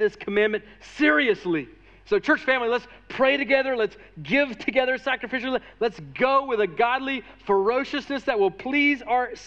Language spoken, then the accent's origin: English; United States; especially as wealthy American Christians